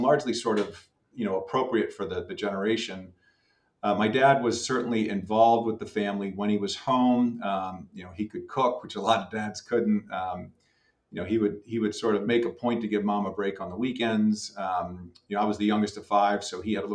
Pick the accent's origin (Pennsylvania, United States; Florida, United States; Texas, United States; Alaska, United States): Pennsylvania, United States; Philadelphia; I was born and raised outside Philadelphia, kind of a lifelong Pennsylvanian and lifelong Philadelphian